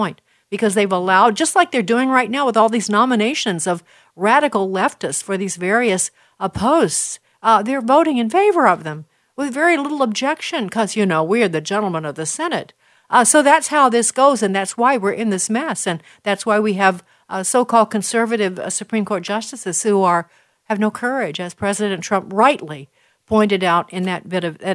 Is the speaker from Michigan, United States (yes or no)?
no; Illinois, United States; Illinois, my home state.